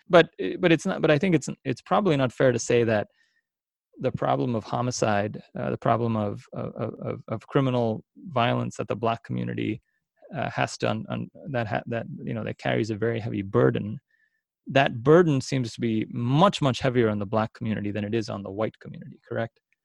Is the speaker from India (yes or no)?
yes; India; now in Philadelphia, United States; I come from India